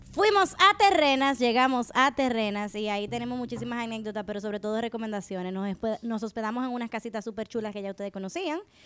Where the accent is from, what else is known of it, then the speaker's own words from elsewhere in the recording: Dominican Republic; nosotros como dominicanos